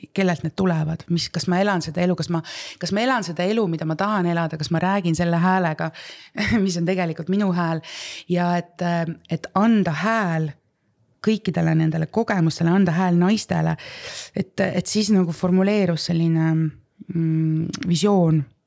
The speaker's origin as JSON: {"language": "Estonian", "area": "Võromaa", "region": "Võru County", "country": "Estonia", "tie": "born or raised there", "also_born_or_lived": "Setomaa / Mulgimaa / Tartumaa", "said": "minu esimesed eluaastad ma kasvasin oma Võromaa vanaemaga"}